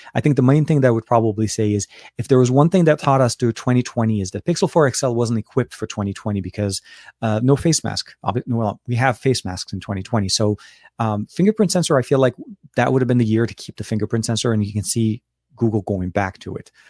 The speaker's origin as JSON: {"language": "English", "country": "Lebanon", "tie": "born or raised there", "moved": "yes", "said": "I was born and raised in Lebanon"}